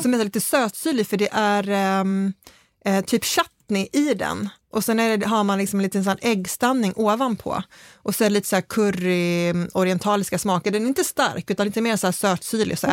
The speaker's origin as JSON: {"language": "Swedish", "region": "Skåne", "country": "Sweden", "said": "för mig som är skåning"}